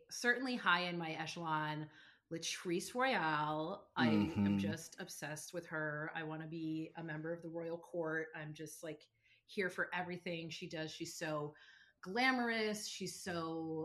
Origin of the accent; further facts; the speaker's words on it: Pittsburgh, Pennsylvania, United States; now in New York, United States; I'm from Pittsburgh